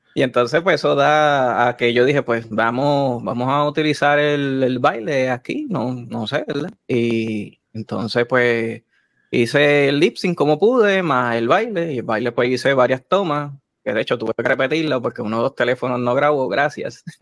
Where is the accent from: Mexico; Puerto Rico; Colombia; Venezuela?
Puerto Rico; San Lorenzo; soy originalmente de, de, San Lorenzo. El pueblo de Chayán